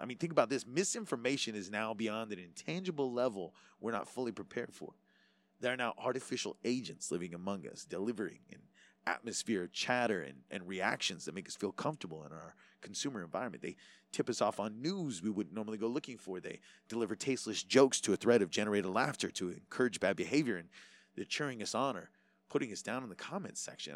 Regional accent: Hawaii, United States; being Hawaiian

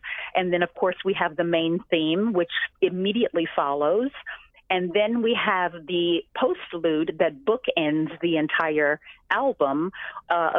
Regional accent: Louisiana, United States; moved away; I'm from Louisiana originally

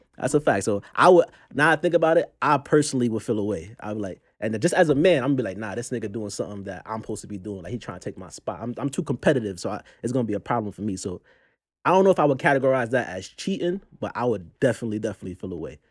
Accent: New York City, New York, United States; I'm from Brooklyn, Brooklyn's very own.

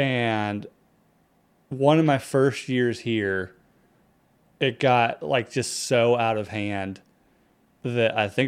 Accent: North Carolina, United States; moved away as an adult; now in Iowa, United States; I grew up in North Carolina. I've been in Iowa for since 2012, so this will be this summer will be 10 years.

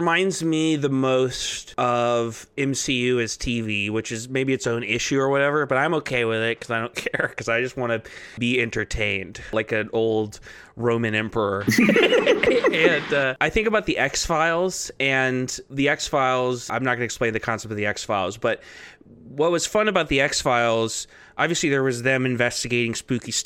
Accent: Texas, United States; moved away; I'm from Texas originally

